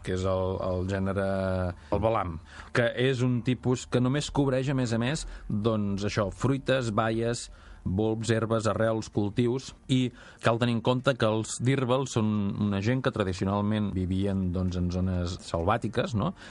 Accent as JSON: {"language": "Catalan", "region": "Catalonia", "country": "Spain", "said": "nosaltres som catalans"}